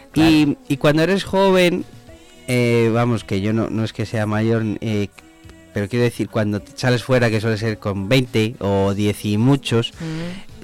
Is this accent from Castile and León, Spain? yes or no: yes; Zamora, Castile and León, Spain; moved away as an adult; now in Madrid, Spain; yo soy un chico de Zamora que tuvo que irse fuera como otros tantos